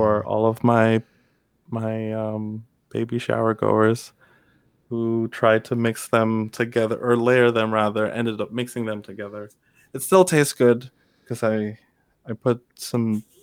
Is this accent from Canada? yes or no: no; Kingston, Jamaica; moved away; I'm originally from Kingston, Jamaica